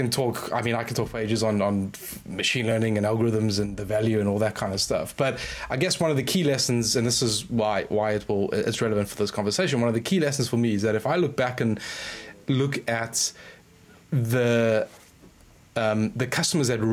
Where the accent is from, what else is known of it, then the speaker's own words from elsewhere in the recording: South Africa; moved away as an adult; now in United Kingdom; I grew up, I spent the first, 20 something odd years in South Africa.